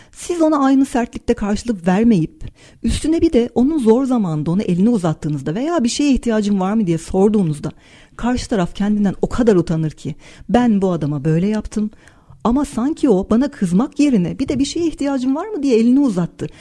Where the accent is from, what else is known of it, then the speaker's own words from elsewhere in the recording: Turkey; Türküz, e, Türk, e, Türkçe konuşuyoruz